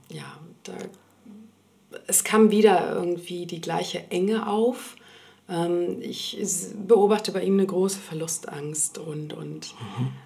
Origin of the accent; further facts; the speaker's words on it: Berlin, Germany; also born or lived in Sweden; ich bin schon seit meiner Kindheit in Berlin. Ich komme ursprünglich aus Schweden und bin hier aufgewachsen